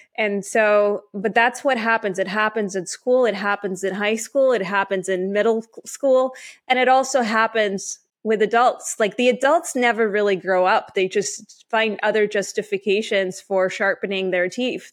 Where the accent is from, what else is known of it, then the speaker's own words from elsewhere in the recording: Canada; also born or lived in Ukraine / Israel; I am Canadian, so I, I, I grew up here.